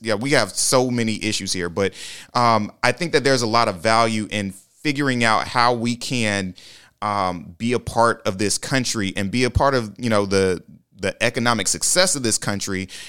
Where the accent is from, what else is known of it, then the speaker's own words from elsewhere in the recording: Lake City, Florida, United States; moved away; go back to Lake City, Florida.